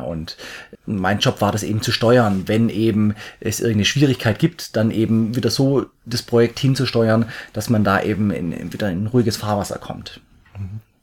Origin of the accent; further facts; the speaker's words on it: near Stuttgart, Swabia, Baden-Württemberg, Germany; accent: Swabian; komme aus der Richtung Stuttgart, also ich bin ein Schwabe. Ich hoffe, ihr seht mir meinen Dialekt, meinen Schwäbischen, meinen leichten Einschlag nach.